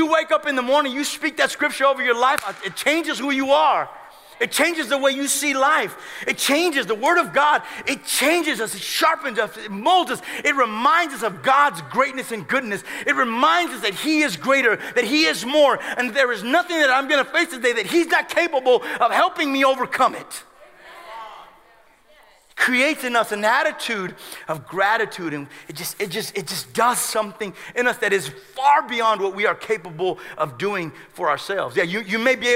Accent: United States; we as American Christians

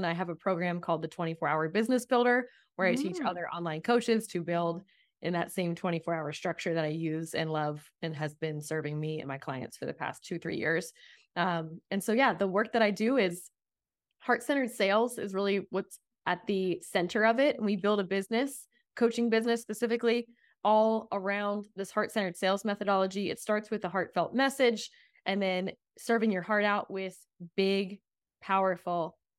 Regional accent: East Coast, United States; I remember coming out here the first time when I was 14, and I'm from the East Coast

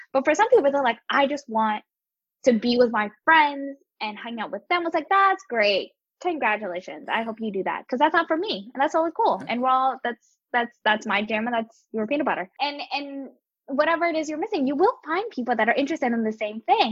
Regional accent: Atlantic City, New Jersey, United States; also born or lived in Camden, New Jersey; I was born in Camden, grew up in Atlantic City, and and was able to like work in New York uh, and throughout Jersey and and Philadelphia

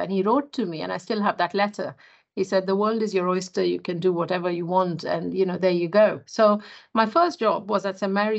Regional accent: Mumbai, Maharashtra, India; moved away as an adult; I was born and brought up in India, in Bombay, which is now Mumbai. And I went to medical school in Mumbai.

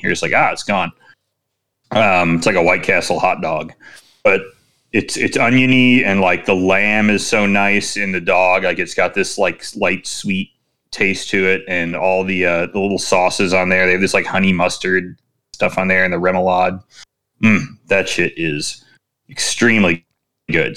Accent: Chicago, Illinois, United States; I am Chicagoan

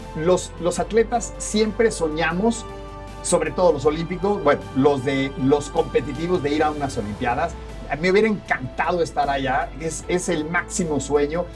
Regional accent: Mexico; como buenos mexicanos nos vamos a rajar

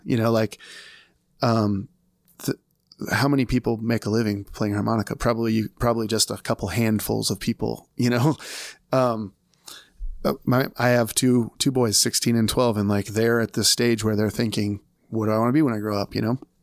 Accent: Des Moines, Iowa, United States; I'm from Des Moines, Iowa

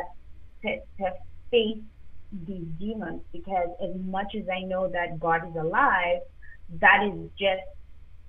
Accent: Zimbabwe; now in Toronto, Canada; I'm actually African. So I was born in Zimbabwe

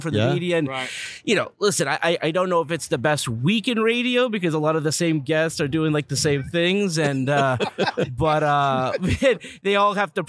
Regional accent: Los Angeles, California, United States; Los Angeles, my hometown

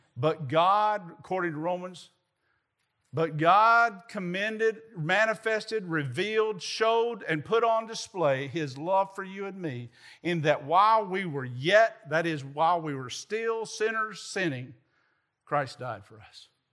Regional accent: Southern Middle Tennessee, United States; moved away; I grew up in Southern Middle Tennessee

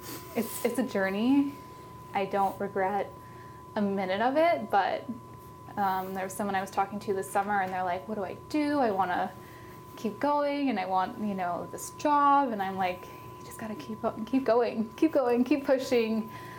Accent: Oregon, United States; When I travel now and I say I'm from Oregon, it's interesting that people will be like, oh, there's Pinot, or oh, the Willamette Valley.

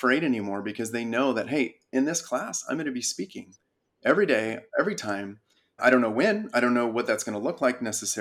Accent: Big Bear, California, United States; also born or lived in San Diego; We grew up in Big Bear. It's a small mountain town in California.

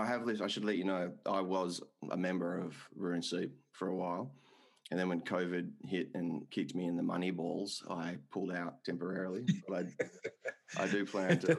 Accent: Perth, Western Australia, Australia; I grew up smack bang in the leafy green western suburbs of Perth

